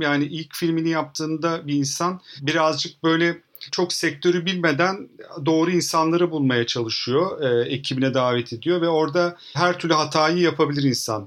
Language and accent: Turkish; İzmir, Turkey; İzmir'de büyüdüm ben.